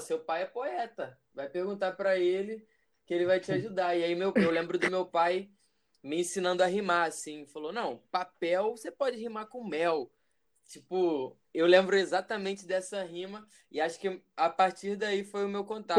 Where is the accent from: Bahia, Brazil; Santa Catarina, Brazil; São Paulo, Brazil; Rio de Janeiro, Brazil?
Rio de Janeiro, Brazil; Região dos Lagos; moved away; also born or lived in Minas Gerais / Niterói; Cresci na região dos Lagos, mas nasci em Minas. Atualmente moro em Niterói